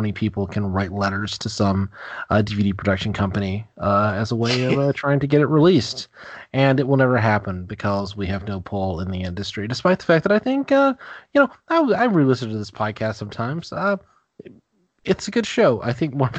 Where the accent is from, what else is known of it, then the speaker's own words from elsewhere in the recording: Deep South, United States; I grew up in the Deep South. I grew up in like the deepest part of the Deep South.